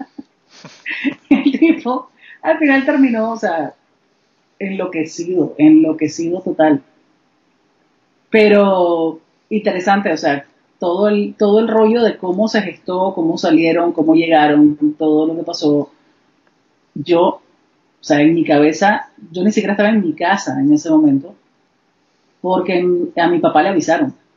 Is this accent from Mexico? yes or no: no; Panama; moved away; also born or lived in Nicaragua; yo soy panameña